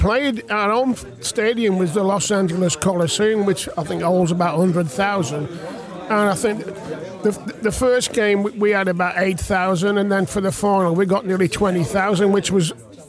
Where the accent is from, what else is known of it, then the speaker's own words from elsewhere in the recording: West Bromwich, West Midlands, United Kingdom; moved away as an adult; I was born in West Brom.